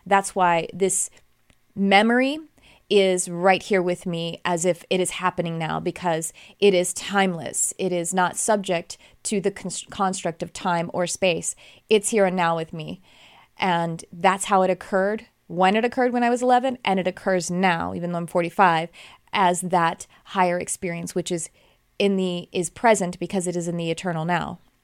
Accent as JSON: {"language": "English", "region": "Texas", "country": "United States", "tie": "born or raised there", "said": "I grew up in Texas"}